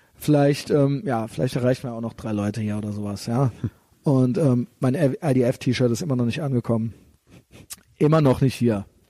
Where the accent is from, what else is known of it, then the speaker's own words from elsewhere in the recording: Germany; wir als Deutsche